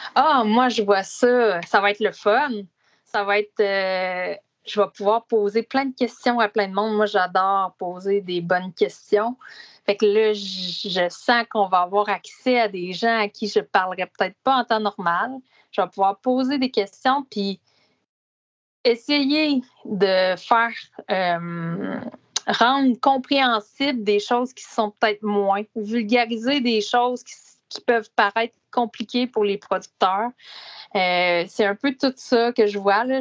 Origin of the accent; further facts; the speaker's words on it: Laurierville, Quebec, Canada; Rang cinq à Laurier-Ville, euh, qui est aussi au centre du Québec